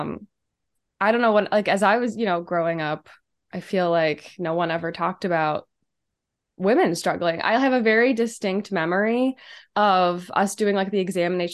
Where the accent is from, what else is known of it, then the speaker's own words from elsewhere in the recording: Steubenville, Ohio, United States; now in Chicago, United States; I'm from Steubenville